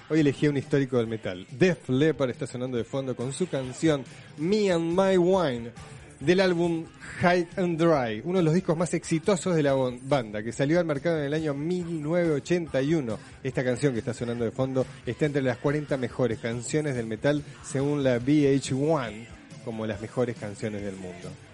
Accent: Argentina

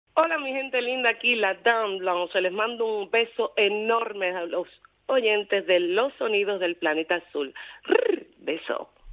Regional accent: Pinar del Río, Cuba; also born or lived in Havana, Cuba; now in Paris, France; Nací en Cuba, en Pinar del Río

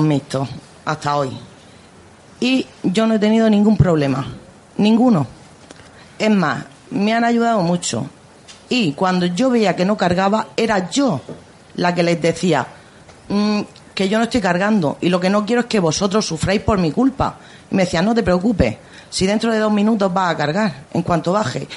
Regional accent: Murcia, Region of Murcia, Spain; soy de Vistabella y entonces llevo la de mi barrio en Vistabella

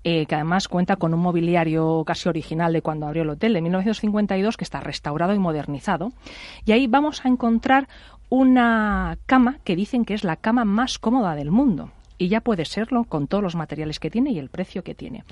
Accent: Pollença, Balearic Islands, Spain; now in Madrid, Spain; en mi pueblo, en Pollensa

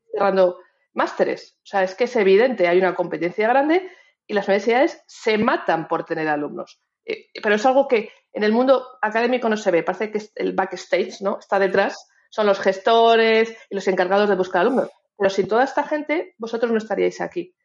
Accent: Spain; todos los que somos como nosotros, tú y yo, españoles

